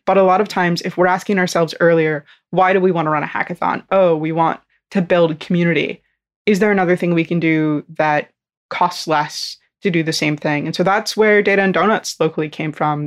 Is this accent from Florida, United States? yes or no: yes; North Florida, United States; I'm from North Florida